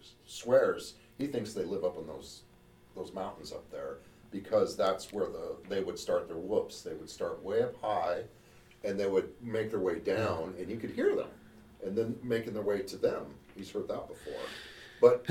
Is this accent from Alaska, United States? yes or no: yes; Juneau, Alaska, United States; Juneau, my hometown